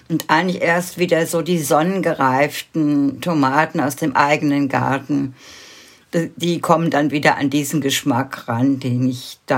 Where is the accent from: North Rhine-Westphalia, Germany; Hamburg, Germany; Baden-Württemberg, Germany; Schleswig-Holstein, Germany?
North Rhine-Westphalia, Germany; Wuppertal; born there; ich bin ja in Deutschland geboren und zwar in Wuppertal. Und, aber in einem ganz kleinen Dorf am Rande der Stadt.